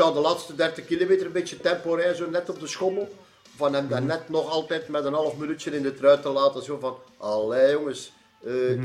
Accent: Belgium; voor ons Belgen

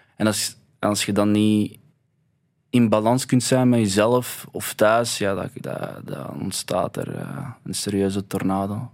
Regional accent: Belgium; wij zijn hier geboren

